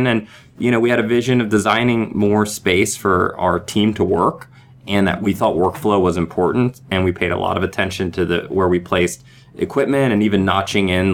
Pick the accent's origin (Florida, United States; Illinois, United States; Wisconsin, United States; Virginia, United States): Virginia, United States; We the team that started, we all met in Virginia, and we're from Virginia